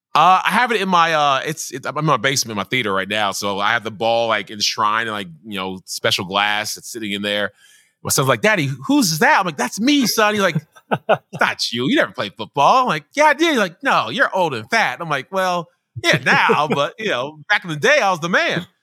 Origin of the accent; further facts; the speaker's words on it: Nigeria; I am a Nigerian